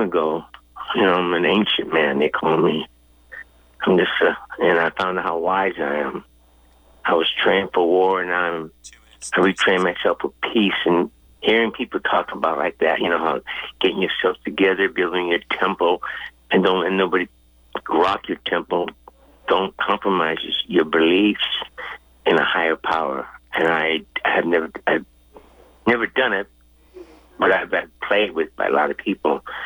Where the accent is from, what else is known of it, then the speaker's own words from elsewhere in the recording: Hawaii, United States; I'm from Hawaii